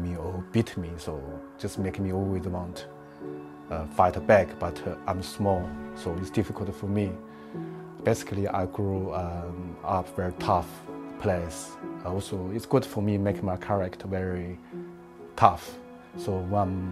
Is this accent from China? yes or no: yes; Xinjiang, China; English is a second language; moved away as an adult; now in United Kingdom; So I'm grew up in Xinjiang, so I grew up in the village.